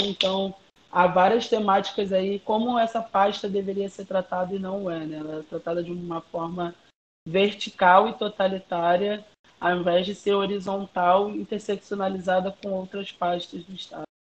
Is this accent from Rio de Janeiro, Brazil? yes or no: yes; Rio de Janeiro, Brazil; Eu nasci no São Carlos, como eu falei, no Morro do Zinco, é uma favela aqui do centro do Rio de Janeiro, no Estácio